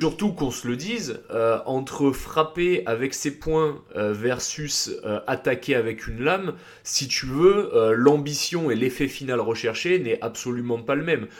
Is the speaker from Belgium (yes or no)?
no; Nice, Provence-Alpes-Côte d'Azur, France; moved away as an adult; also born or lived in England / Var; now in Paris, France; j'ai grandi à Nice, ensuite je suis parti vivre 5 ans en Angleterre et ensuite je suis revenu à Nice